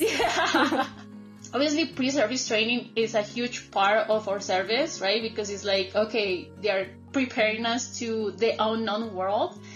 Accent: Colombia; English is a second language; moved away as an adult; also born or lived in United States; here in Colombia

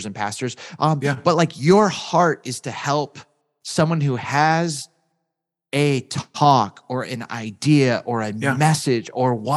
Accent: Southern California, United States; I grew up in Southern California

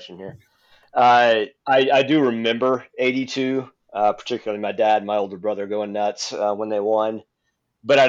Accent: Mississippi, United States; I grew up in Mississippi, a Cardinals fan, sort of the southern wing of Cardinals Nation down there

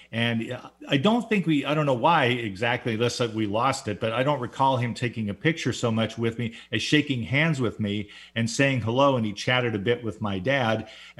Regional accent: Orange County, Southern California, United States; I must I've been 5 years old, not quite six, when growing up in Southern California, I lived in Orange County.

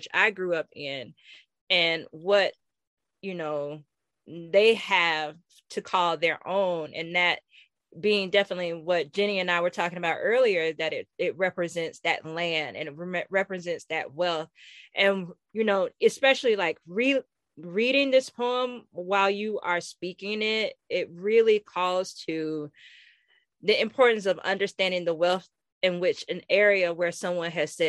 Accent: Florida, United States; we're from Florida

